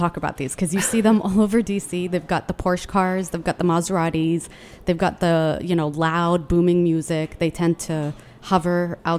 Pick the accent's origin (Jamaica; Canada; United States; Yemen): Yemen; I'm from Yemen and it's the poorest country in the entire Arabian Peninsula, and it's under Saudi Arabia and near the UAE